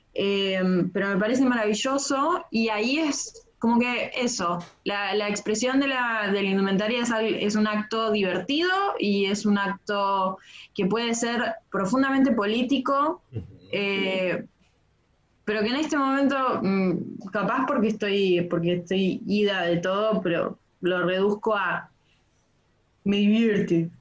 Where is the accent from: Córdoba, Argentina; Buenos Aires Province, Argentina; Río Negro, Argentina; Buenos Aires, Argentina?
Río Negro, Argentina; Bariloche; Imagínate que yo soy del sur, yo soy de Bariloche